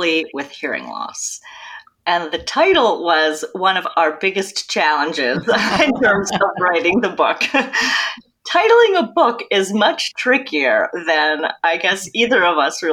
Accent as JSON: {"language": "English", "region": "New Jersey", "country": "United States", "tie": "born or raised there", "moved": "yes", "lives_now": "New York City, United States", "said": "I'm originally from New Jersey"}